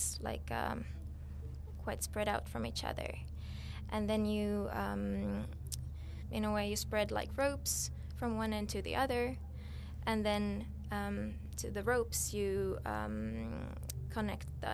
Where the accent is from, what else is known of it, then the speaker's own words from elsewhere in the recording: Finland; I'm from Finland